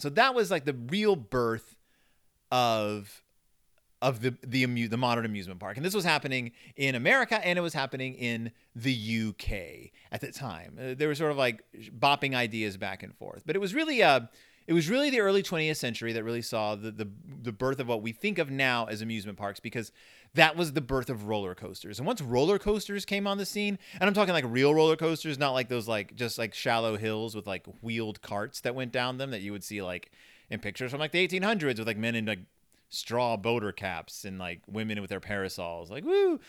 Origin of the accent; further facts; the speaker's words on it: Spring, Texas, United States; I grew up in Spring, Texas